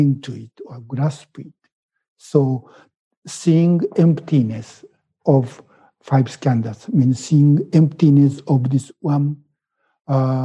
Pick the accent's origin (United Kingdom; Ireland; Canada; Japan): Japan; first language Japanese; English is a second language; moved away as an adult; now in United States; my thinking is still in Japanese, because I was born in Japan and I was educated in Japanese school system.